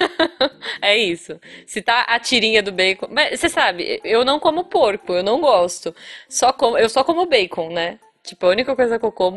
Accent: Taubaté, São Paulo, Brazil; É, é da, do, de Tabaté, da região que, que da minha família mesmo

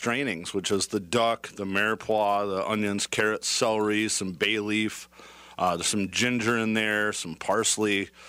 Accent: California, United States; I grew up in California.

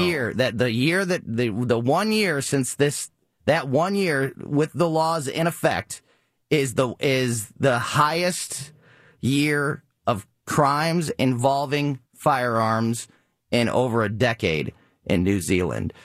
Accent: Florissant, Missouri, United States; born and raised in Florissant, Missouri

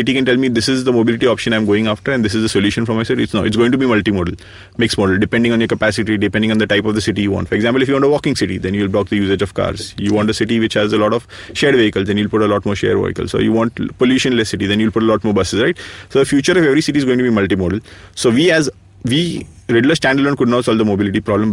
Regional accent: India; being Indian

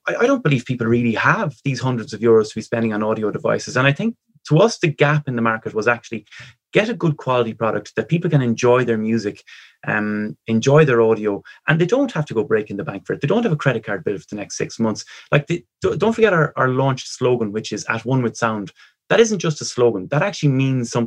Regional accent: Ireland; we're Irish

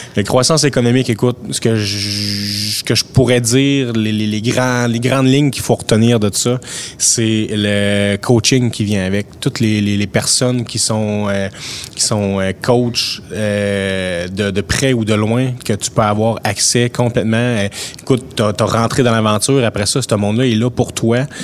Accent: Amqui, Quebec, Canada; je suis un natif d'Amkoui

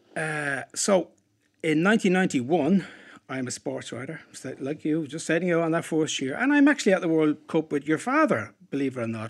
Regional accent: Dublin, Leinster, Ireland; Dublin, my hometown

